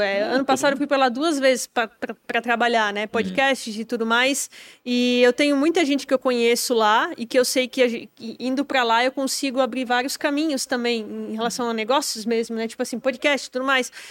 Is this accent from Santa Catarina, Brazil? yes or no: yes; Timbó, Santa Catarina, Brazil; a maioria das pessoas acha que eu nem sou de lá, acho que eu sou de São Paulo